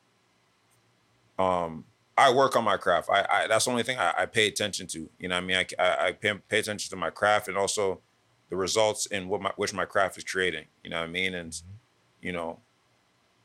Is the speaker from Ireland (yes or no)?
no; Toronto, Ontario, Canada; growing up in Scarborough. Being in Toronto